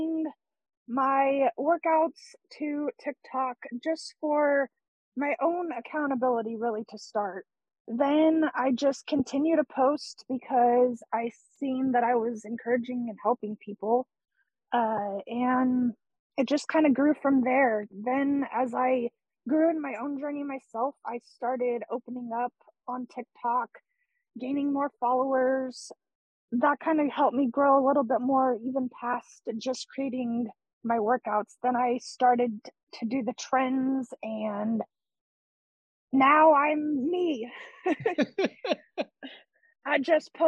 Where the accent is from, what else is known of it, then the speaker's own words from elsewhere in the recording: California, United States; I'm from California, and I'm from a pretty small town